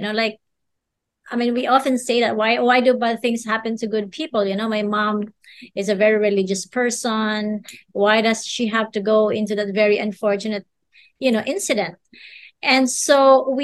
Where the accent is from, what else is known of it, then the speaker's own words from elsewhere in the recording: Philippines; as a Filipino